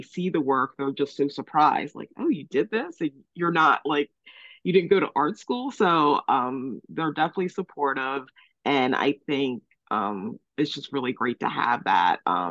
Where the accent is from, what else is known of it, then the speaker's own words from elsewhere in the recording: Delaware, United States; also born or lived in Cape May, New Jersey; now in Cape May County, New Jersey, United States; I was born in Cape May. At 3, I moved to Delaware, where I was raised, but I always returned each summer